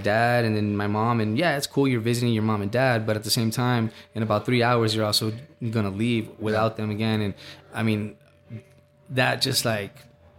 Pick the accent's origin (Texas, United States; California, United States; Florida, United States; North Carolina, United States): Texas, United States; El Paso; I grew up in Central with my grandma on my mom's side.